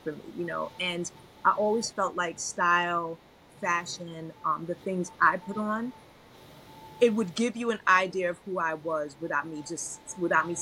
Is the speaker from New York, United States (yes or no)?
yes; New York City, New York, United States; also born or lived in Brooklyn / Long Island; I was born in Brooklyn. I grew up in Queens. As a young adult, we moved, young teenager, we moved to Long Island, and then I moved back to Brooklyn as a young adult